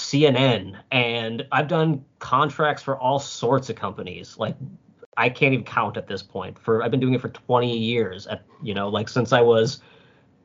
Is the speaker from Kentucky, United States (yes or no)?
no; Minnesota, United States; I'm Minnesotan, so I've got the nice in me